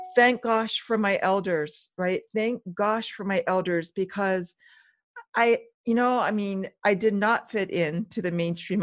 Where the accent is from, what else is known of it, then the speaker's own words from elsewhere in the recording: Hawaii, United States; also born or lived in Bremerhaven, Germany; I was raised here in Hawaii mainly, but when I was five years old, five through seven, we traveled to, to Germany and lived in Bremerhaven.